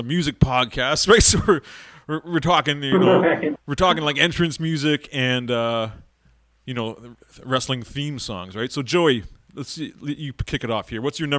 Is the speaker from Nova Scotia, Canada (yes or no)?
no; Toronto, Ontario, Canada; I'm from Toronto, so WWF was big here.